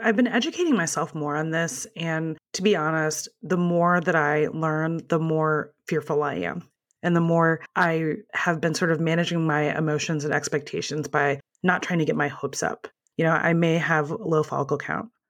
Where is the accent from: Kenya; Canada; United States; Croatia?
United States; Midwest; moved away; also born or lived in Ohio; In my previous life, I used to live in Ohio, and I'm originally from the Midwest